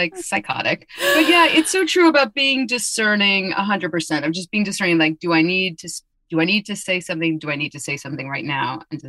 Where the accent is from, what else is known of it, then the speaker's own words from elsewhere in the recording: New York City, New York, United States; I grew up in New York City, in the city, and I romped around being the Tasmanian devil, diabolical little Jew.